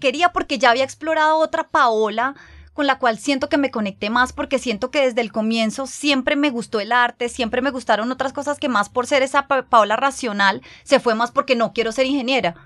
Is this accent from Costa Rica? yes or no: no; Colombia; moved away as an adult; cuando volvimos a Colombia, que fue hace dos años y medio